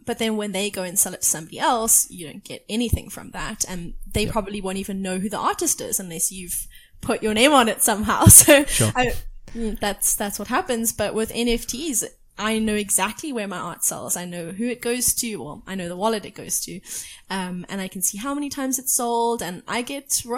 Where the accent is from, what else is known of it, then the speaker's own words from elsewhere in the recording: South Africa; I come from South Africa